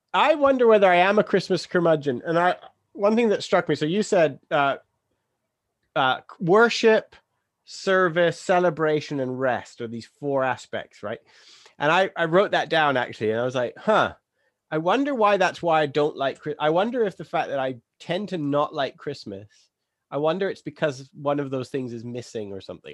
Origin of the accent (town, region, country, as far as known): England, United Kingdom